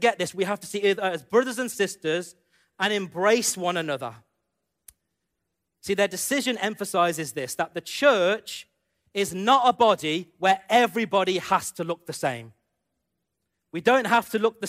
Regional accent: United Kingdom; growing up in the UK as an Indian man, and, you know, being brought up as an Indian man who lives in the UK

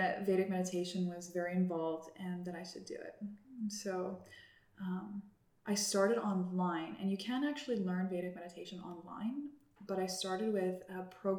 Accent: Cranbrook, British Columbia, Canada; I grew up in Cranbrook, BC

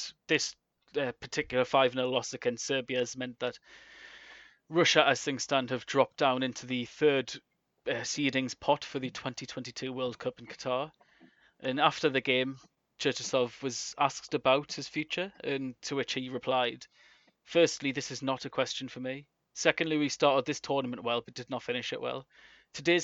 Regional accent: England, United Kingdom; we are all English.

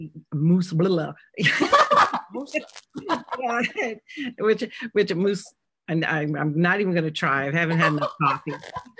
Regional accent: New England, United States; but it's kind of inspired by my hometown, which was in this, reservoir area, and it's a little town.

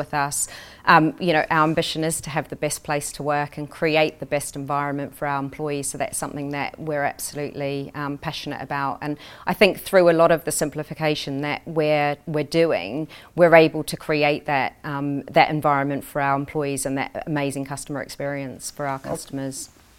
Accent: New Zealand; moved away as an adult; now in United Kingdom; I grew up in New Zealand.

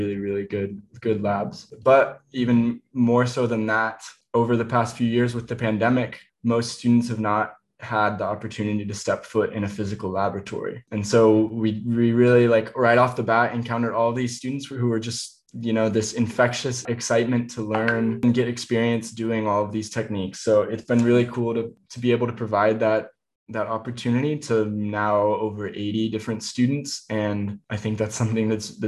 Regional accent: Indiana, United States; the woods where I grew up in Indiana

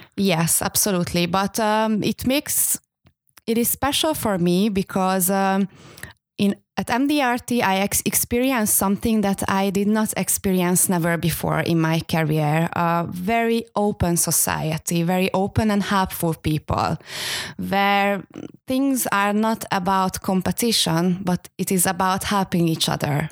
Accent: Hungary; moved away; I am from Hungary

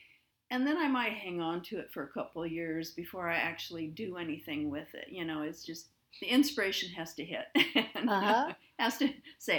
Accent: Crete, United States; Well, I grew up in Crete, and I still live in Crete.

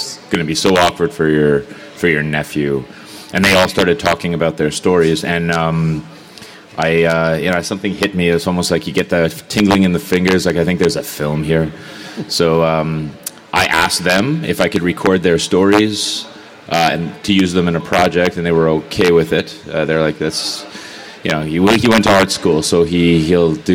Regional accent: Canada; I'm Canadian.

